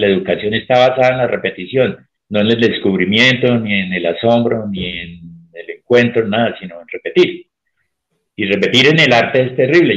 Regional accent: Colombia; cómo somos los colombianos

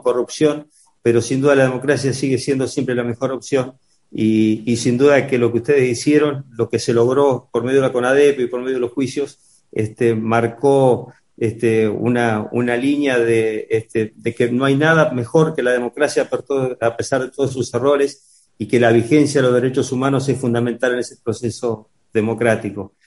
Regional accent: Argentina; como, argentino

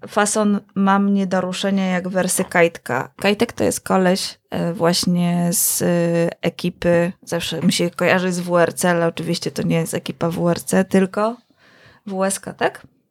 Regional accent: Kielce, Świętokrzyskie Voivodeship, Poland; miasto, skąd pochodzimy z Konradem

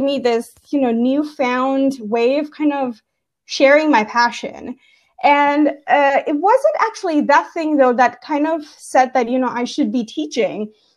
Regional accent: Gujarat, India; moved away; I was born and brought up in India

